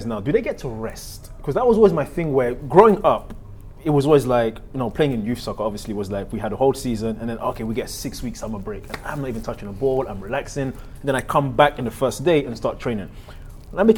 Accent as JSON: {"language": "English", "region": "London", "country": "United Kingdom", "tie": "born or raised there", "moved": "yes", "said": "I grew up in London"}